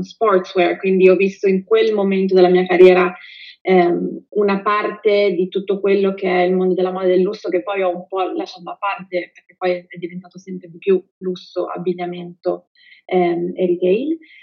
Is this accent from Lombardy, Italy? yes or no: yes; Pavia, Lombardy, Italy; vengo da Pavia